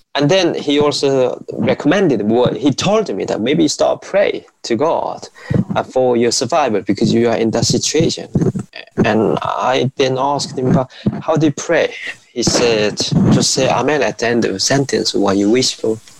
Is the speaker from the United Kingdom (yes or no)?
no; North Korea; moved away; how I was growing up in North Korea.